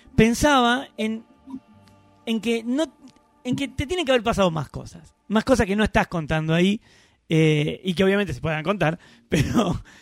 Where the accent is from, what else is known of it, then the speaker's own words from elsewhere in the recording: Argentina; soy de Argentina